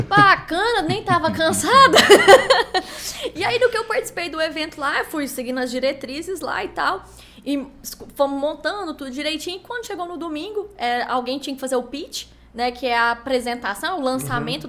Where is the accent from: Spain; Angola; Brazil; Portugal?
Brazil; accent: Goiás; eu sou do Brasil